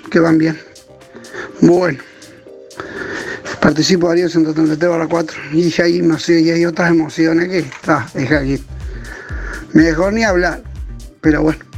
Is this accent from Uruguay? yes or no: yes; Uruguay; Ver el estadio que tenemos, que siempre estamos siendo uruguayos, que dicen ser uruguayos y critican todo